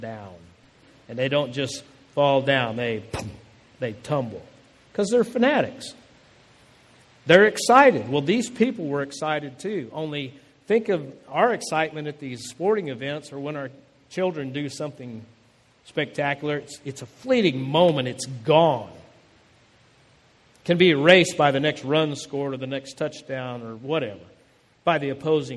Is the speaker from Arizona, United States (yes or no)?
yes; Phoenix, Arizona, United States; my home that I grew up in Phoenix, Arizona